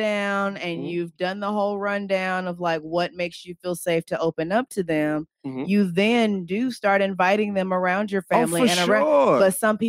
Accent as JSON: {"language": "English", "town": "Knoxville", "region": "Tennessee", "country": "United States", "said": "Yeah, I'm from Knoxville."}